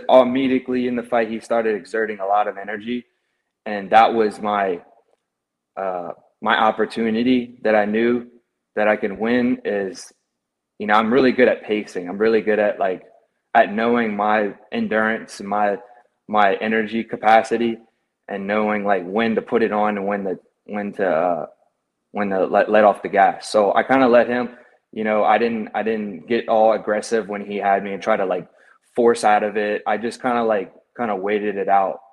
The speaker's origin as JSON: {"language": "English", "town": "Baton Rouge", "region": "Louisiana", "country": "United States", "tie": "born or raised there", "also_born_or_lived": "Marrero, Louisiana", "said": "I was born there to about when I was like four, four years old. We moved to Baton Rouge."}